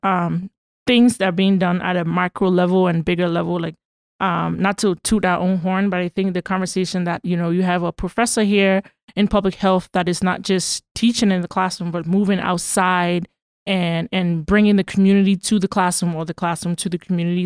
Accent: Liberia; also born or lived in Boston / Virginia; now in United States; I'm from Liberia

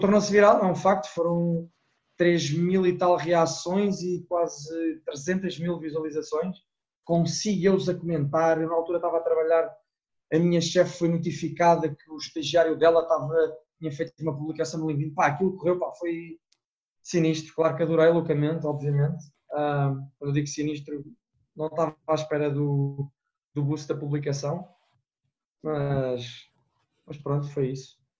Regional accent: Portugal; moved away; eu digo que sou de Portugal

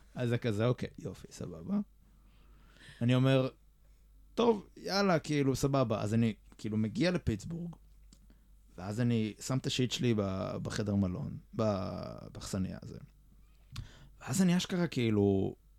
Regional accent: Israel

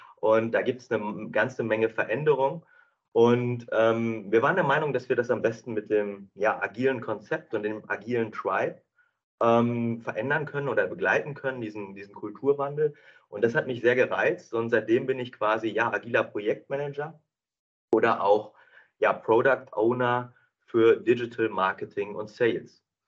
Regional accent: North Rhine-Westphalia, Germany; moved away as an adult; also born or lived in Bielefeld / England; now in Düsseldorf, Germany; aufgewachsen in Herzeburg-Klaus im äh, schönen Ostwestfalen

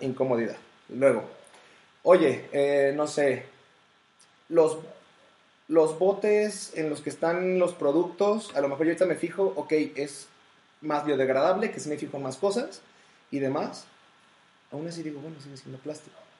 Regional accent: Mexico; como el mexicano promedio que somos

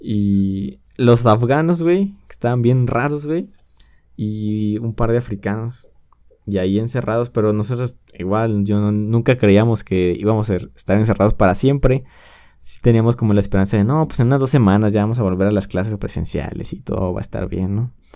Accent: Mexico; extrañé de México, de, no estar en mi país

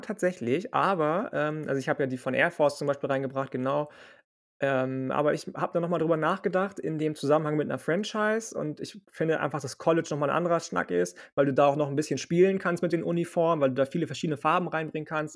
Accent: Lübeck, Schleswig-Holstein, Germany; Ich komme aus Lübeck, aus Schleswig-Holstein.

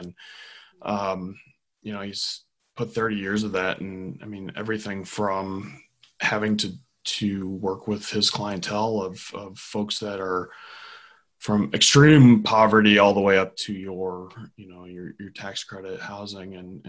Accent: Virginia, United States; born there; also born or lived in Georgia / Illinois; I was born in Virginia and moved to Georgia and Illinois

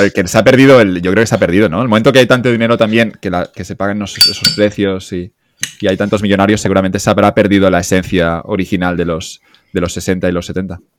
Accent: Catalonia, Spain; yo ya soy catalán aquí

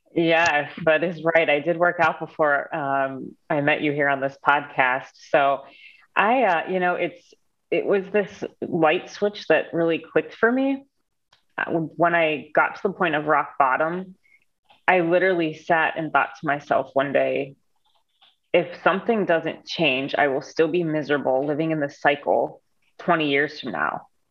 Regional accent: Cleveland, Ohio, United States; I'm from Cleveland, Ohio

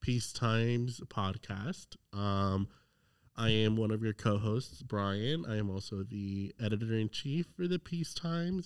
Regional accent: South Florida, United States; now in Raleigh, United States; I'm from South Florida

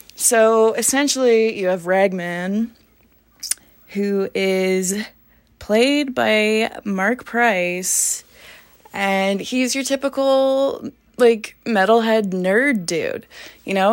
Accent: Grande Prairie, Alberta, Canada; I am from a small town called Grand Prairie, Alberta

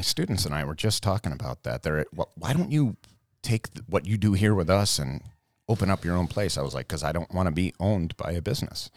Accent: Brighton, United States; I grew up right here in Brighton.

